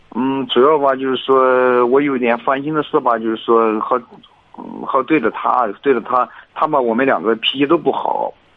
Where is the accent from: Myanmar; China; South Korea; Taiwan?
China; Heze, Shandong; 我是菏泽的